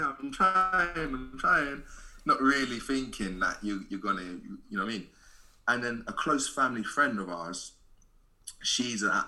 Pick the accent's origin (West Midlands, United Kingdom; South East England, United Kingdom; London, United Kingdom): London, United Kingdom; I'm from Southeast London myself